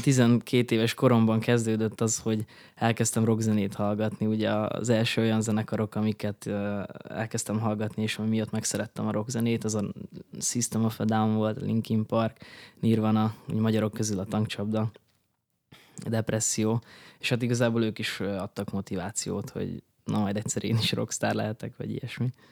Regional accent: Berehove, Zakarpattia Oblast, Ukraine; moved away as an adult; also born or lived in Debrecen, Hungary; now in Budapest, Hungary; Ugye Beregszászon születtem, Kárpátalján, az Ukrajnának a legnyugatibb része

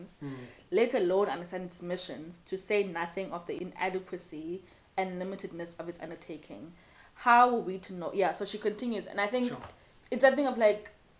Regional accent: Cape Town, Western Cape, South Africa; I grew up in Ekhuguletho, I speak as Xhosa, I'm a child of these streets

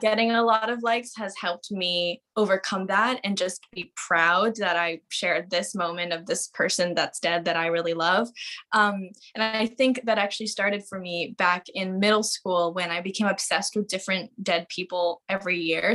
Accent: Victoria, British Columbia, Canada; I grew up in Victoria.

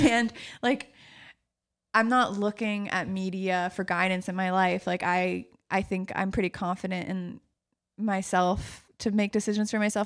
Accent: New York City, New York, United States; growing up in New York City, growing up in Manhattan

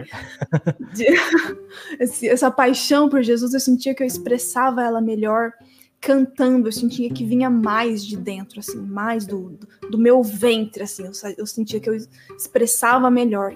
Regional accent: Presidente Bernardes, São Paulo, Brazil; born or raised there; moved away as an adult; now in Presidente Prudente, Brazil

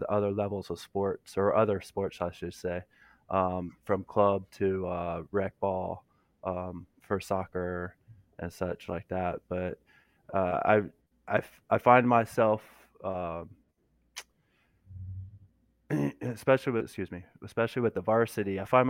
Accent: Florida, United States; now in South Carolina, United States; I'm originally from Florida.

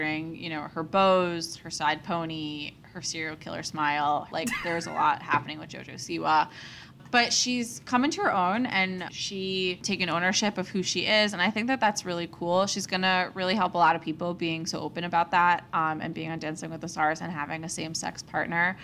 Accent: New York City, New York, United States; I'm from New York City

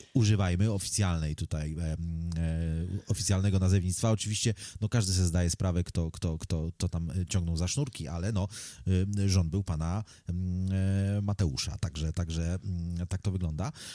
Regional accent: Poland; first language Polish; to jest mój język wychowałem się w tym kraju, nauczyłem się tego języka od dziecka

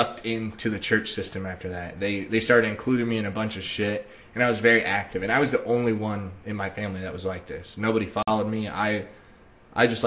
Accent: Springfield, Ohio, United States; moved away; I am from Springfield, Ohio

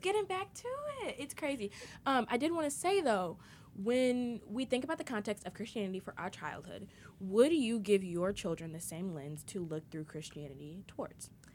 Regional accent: United States; I'm not American. I'll always be American, but I'm not into it

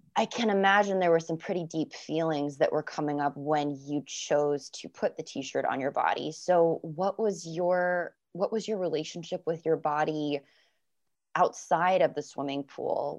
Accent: Florida, United States; I'm from Florida

